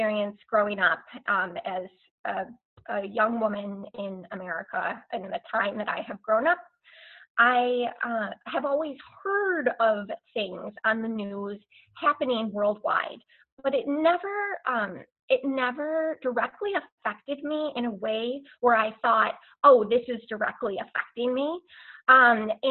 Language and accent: English; United States; as an American